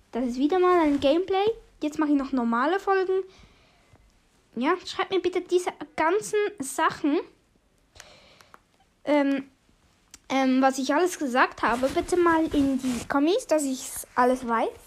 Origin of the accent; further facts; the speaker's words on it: Switzerland; first language Swiss German; German is a second language; Ich {S0} bin halt Schweizer und dann ist es halt irgendwie so, ja, du machst es auf Schweizerdeutsch, ist deine Leibsprache.